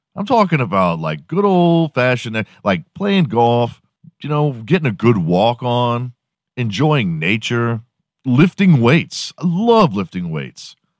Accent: Houston, Texas, United States; I'm from Houston. I grew up watching the Rockets

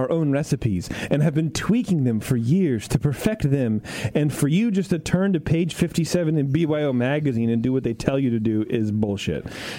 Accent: Wisconsin, United States; I'm from Wisconsin, and we don't all sound like that. In fact, I have a very deep voice.

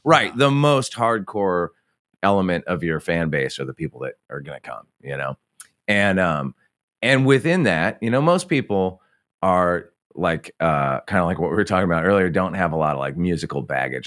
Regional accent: Santa Barbara, California, United States; when I was a kid growing up in Santa Barbara, California, in the seventies and even through the eighties

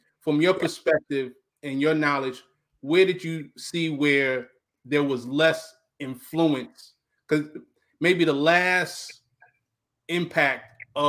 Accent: Long Island, New York, United States; also born or lived in Queens, New York; Me, just coming from my background, I was raised up in Long Island. I was born in Queens, but raised up in Long Island. So like you, as a matter of fact, Roosevelt and Freeport.

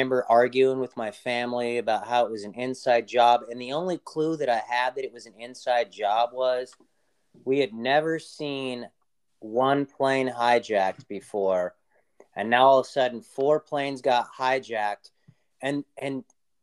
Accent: Los Angeles, California, United States; I grew up in Los Angeles

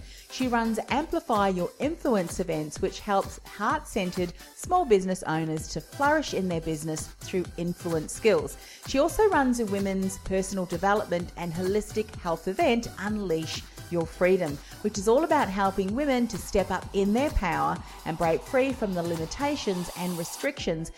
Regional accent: Whitford, Auckland, New Zealand; accent: Kiwi twang; now in Australia; I'm actually a Kiwi too. Have been here a lot longer than that.

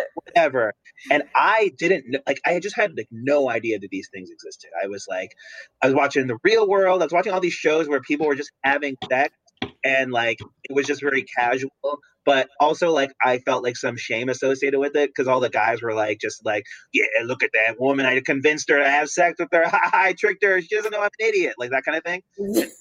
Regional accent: New Jersey, United States; moved away; I'm from New Jersey originally

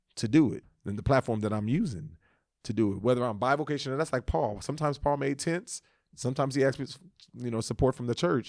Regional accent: Los Angeles, California, United States; moved away; also born or lived in Texas; I was from the West. I'm from L A.

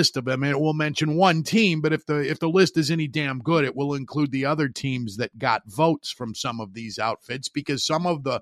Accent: Hammond, Indiana, United States; my hometown station WJOB in Hammond

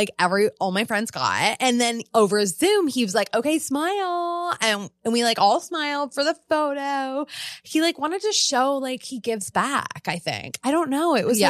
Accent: Italy; It's just like, I'm from Italy, and it's like so good, actually.

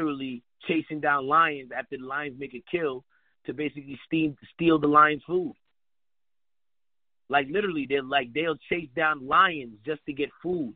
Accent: Haiti; now in United States; I'm from Haiti and we don't have the bathroom in the house

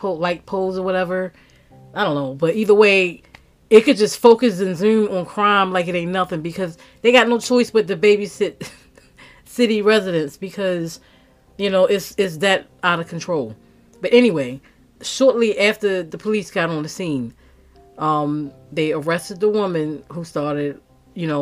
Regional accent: Baltimore, Maryland, United States; Growing up in Baltimore, you know, you don't know what you're going to get.

